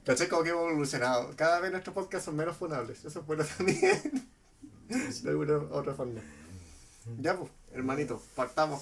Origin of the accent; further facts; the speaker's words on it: Chile; como somos chilenos